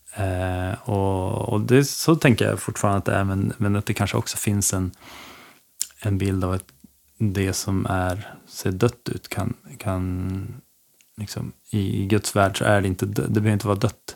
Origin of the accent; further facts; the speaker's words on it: Skellefteå, Västerbotten County, Sweden; now in Örnsköldsvik, Sweden; jag är från Skellefteå egentligen. Ehm, uppvuxen där mina första år